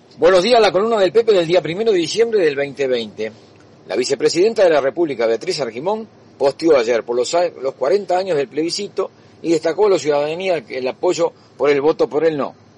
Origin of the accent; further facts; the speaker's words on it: Uruguay; estamos al medio de dos países